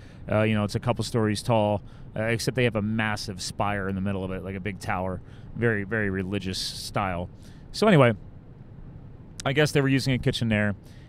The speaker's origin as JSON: {"language": "English", "region": "East Coast", "country": "United States", "said": "I'm from the East Coast."}